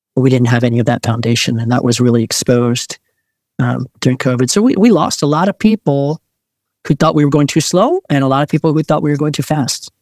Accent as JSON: {"language": "English", "area": "Montgomery County", "region": "Maryland", "country": "United States", "tie": "born or raised there", "also_born_or_lived": "Korea", "said": "I grew up in Maryland"}